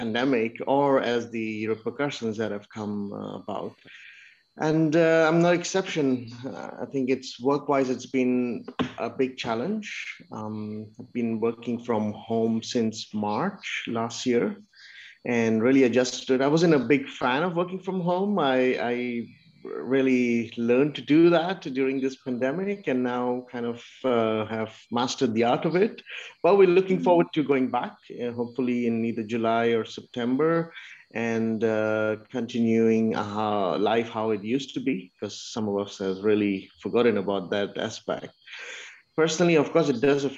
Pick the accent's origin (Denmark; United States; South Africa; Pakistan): Pakistan; moved away; I'm from Pakistan.